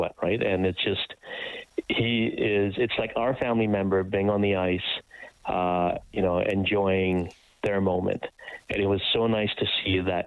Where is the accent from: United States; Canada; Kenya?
Kenya; moved away; I was born in Kenya, come from poverty